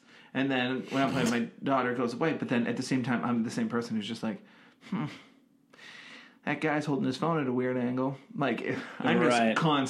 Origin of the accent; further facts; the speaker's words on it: Massachusetts, United States; now in Los Angeles, United States; And I live here in LA, but we're from Massachusetts.